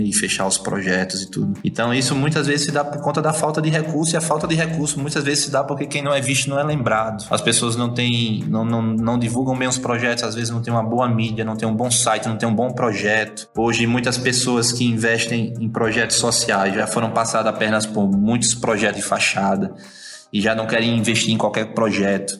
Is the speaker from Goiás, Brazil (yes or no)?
no; Natal, Rio Grande do Norte, Brazil; moved away as an adult; also born or lived in Belo Horizonte; now in India; eu sou de Natal, né? Sou potiguar, comedor de camarão. Sotaque não nega